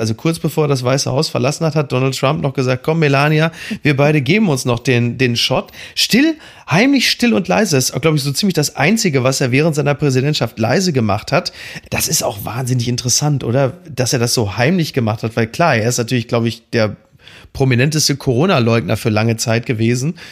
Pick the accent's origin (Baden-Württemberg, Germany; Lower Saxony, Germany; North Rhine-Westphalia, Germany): North Rhine-Westphalia, Germany; Castrop-Rauxel; ich komme aus Castrop-Rauxel